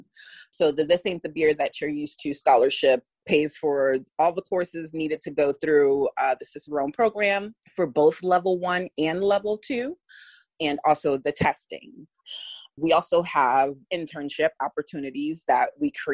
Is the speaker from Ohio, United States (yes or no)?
no; New York City, New York, United States; moved away as an adult; now in St. Petersburg, United States; we were born and raised in the Bronx.